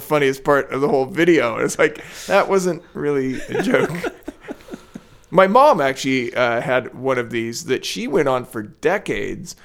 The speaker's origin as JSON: {"language": "English", "town": "Portland", "region": "Oregon", "country": "United States", "tie": "born or raised there", "said": "growing up in Portland"}